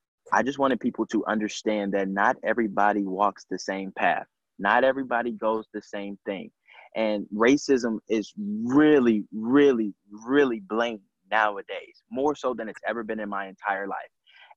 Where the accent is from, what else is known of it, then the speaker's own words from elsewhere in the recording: St. Louis, Missouri, United States; being an African-American, growing up in St. Louis, I breathe.